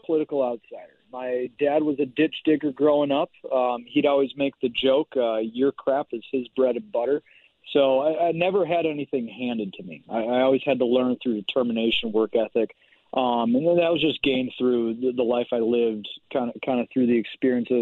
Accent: Minnesota, United States; moved away as an adult; We moved back to our home state of Minnesota

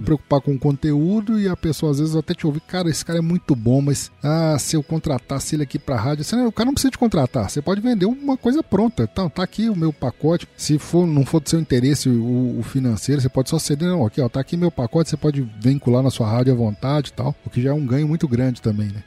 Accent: Minas Gerais, Brazil; eu sou mineiro

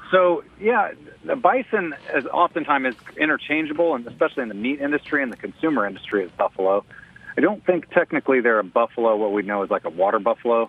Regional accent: Texas, United States; growing up in Texas

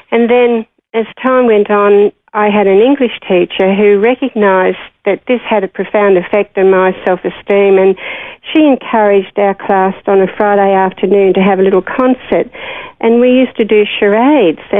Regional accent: Parramatta, New South Wales, Australia; born in 1947. And life in, in growing up in Parramatta in those days was pretty good.

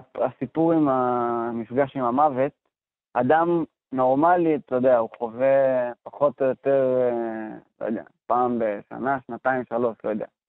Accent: Sha'alvim, Central District, Israel; אני גדלתי בקיבוץ שלבים, במרכז הארץ

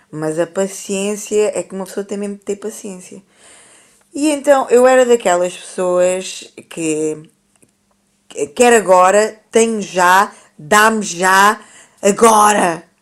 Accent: Brazil; eu sou brasileira, eu considero-me brasileira.

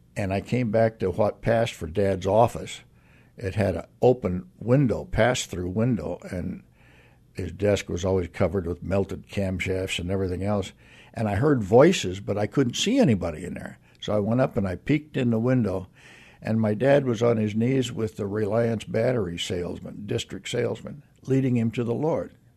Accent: Aurora, Nebraska, United States; moved away; also born or lived in Kewanee, Illinois; I was born and raised in Nebraska

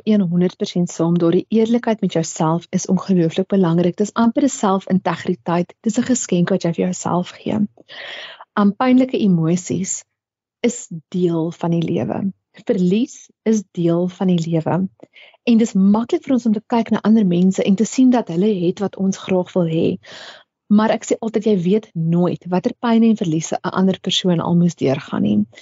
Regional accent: South Africa; as Suid-Afrikaners

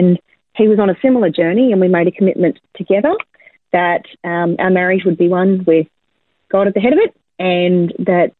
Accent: Campbelltown, New South Wales, Australia; also born or lived in Liverpool, New South Wales; now in Brisbane, Australia; I was born in Liverpool in the southwestern suburbs of Sydney, and I grew up in Campbelltown

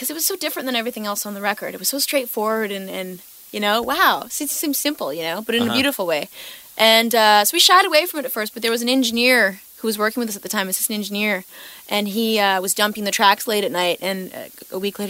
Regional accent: Victoria, British Columbia, Canada; growing up in Victoria, I guess because I'm first generation Canadian, my parents are from Portugal

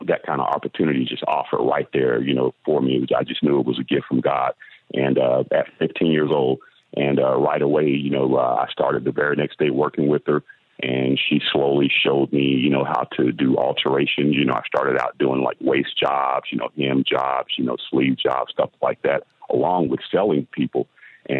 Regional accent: Atlanta, Georgia, United States; now in Florida, United States; I started in the fashion business back when I was 15 years old, growing up in Atlanta, you know, in the southern part of the States

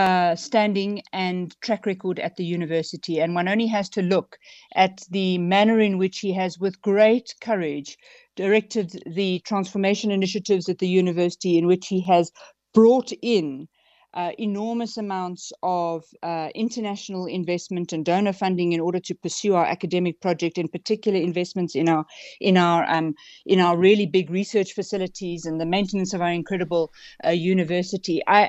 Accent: South Africa; just from being a South African in everyday society

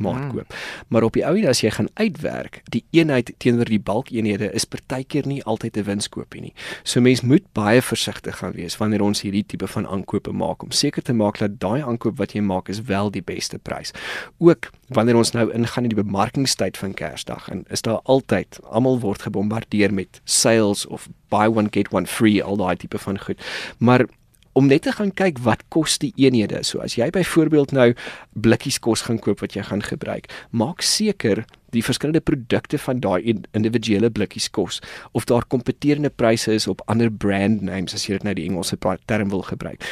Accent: South Africa

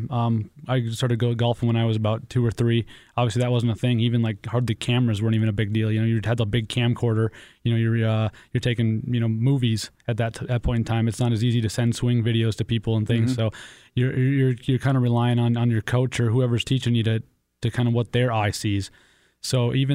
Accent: Crookston, Minnesota, United States; moved away as an adult; also born or lived in Whisper Rock; now in Fargo, United States; I grew up in Crookston, Minnesota

